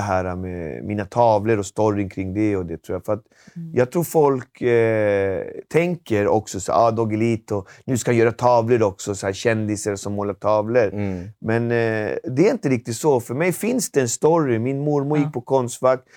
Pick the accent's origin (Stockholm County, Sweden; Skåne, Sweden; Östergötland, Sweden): Stockholm County, Sweden; Alby; vi växte upp väldigt enkelt i Alby